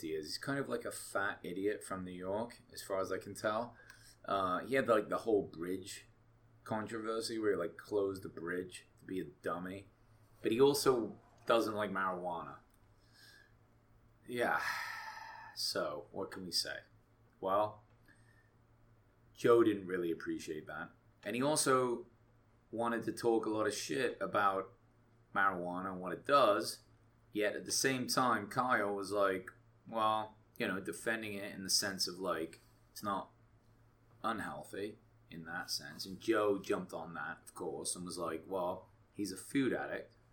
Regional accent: England, United Kingdom; now in United States; I'm from England originally.

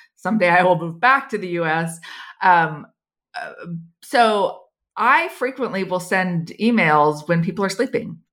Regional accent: United States; moved away as an adult; now in Switzerland; as an American

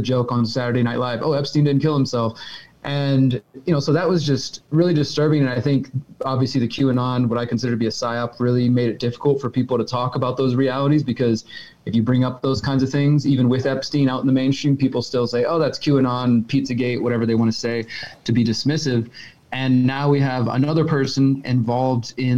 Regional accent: Houston, Texas, United States; moved away as an adult; now in Mexico; I live in Mexico right now. I've been living here for the last year and a half since COVID started, but I'm originally from Houston

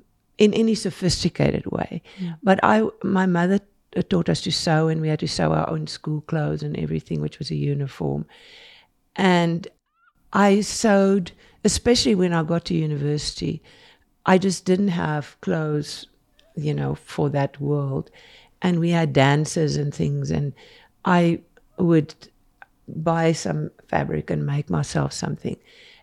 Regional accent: South Africa; now in Salt Lake City, United States; We moved quite a bit because we didn't know the area when we came here from South Africa. And we just, you know, first time we picked a house that we could afford with all the money we brought from South Africa.

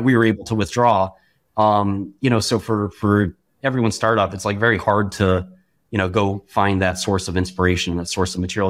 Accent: New York City, New York, United States; born or raised there

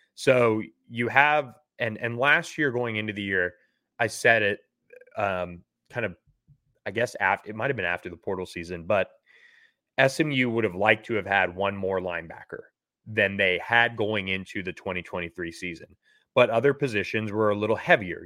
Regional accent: Florida, United States; from Vero Beach, Florida, um, right in my home state

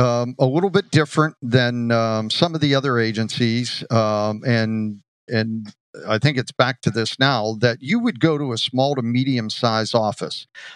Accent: Johnstown, Pennsylvania, United States; moved away as an adult; also born or lived in Eau Claire, Wisconsin; Great town to start in, very similar to my hometown of Johnstown.

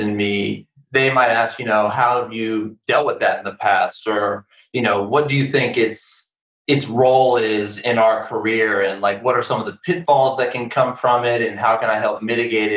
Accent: Nashville, Tennessee, United States; moved away as an adult; also born or lived in Chicago, Illinois; I'm originally from Nashville, Tennessee

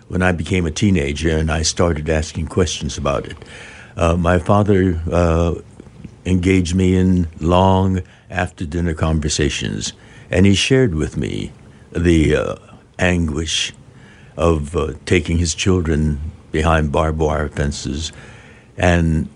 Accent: Southern California, United States; also born or lived in Arkansas; We're from Southern California

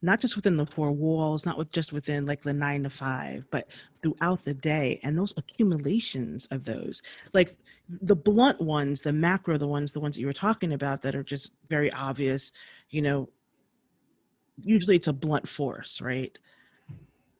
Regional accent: New York, United States; moved away as an adult; now in Bay Area, United States; growing up in New York and going on the Metro North

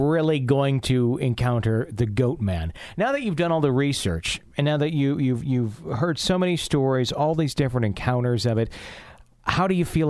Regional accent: Fond du Lac, Wisconsin, United States; I grew up in Fond du Lac, actually. So for those of the folks listening out there, about 20 miles north of West Bend.

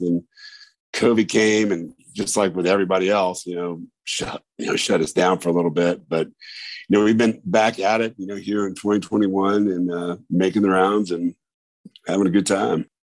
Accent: Indiana, United States; now in Memphis, United States; I'm originally from Indiana, moved down here in 2000

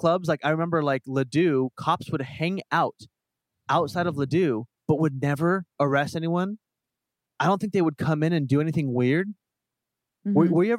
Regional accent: Portland, Oregon, United States; now in Los Angeles, United States; I'm from Portland, Oregon, and it's very strict in Portland.

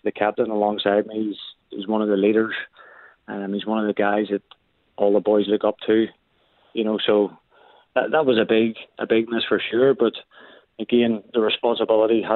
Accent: Ireland; now in Canada; I'm from Ireland

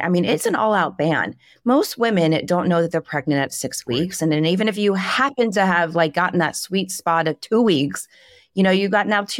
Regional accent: Miami, Florida, United States; I was born and raised here in Florida and down in Miami, as were my parents.

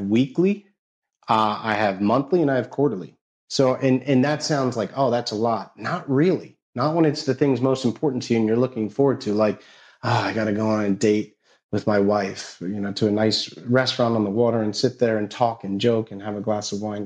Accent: New Jersey, United States; I grew up in North Jersey.

